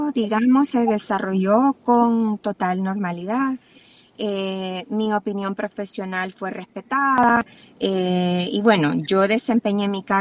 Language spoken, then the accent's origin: Spanish; El Salvador; otra de las grandes preocupaciones como salvadoreños es que ese mismo día también eh, quitaron, ¿verdad?, de golpe a la sala constitucional